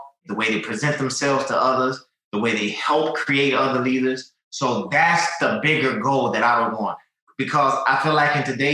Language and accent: English; Rock Hill, South Carolina, United States; moved away; my hometown in Rock Hill, South Carolina